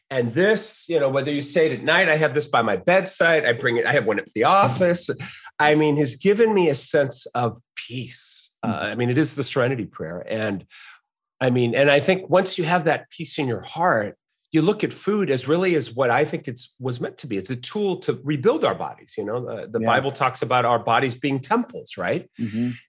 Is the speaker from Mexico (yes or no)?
yes; Mexico City, Mexico; born there; I was born in Mexico City. My mother uh, had me born there because my father was traveling. My dad's an American um, man